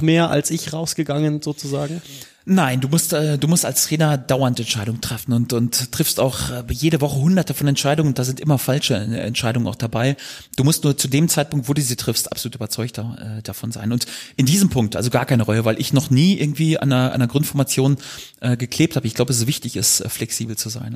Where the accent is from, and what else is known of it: Germany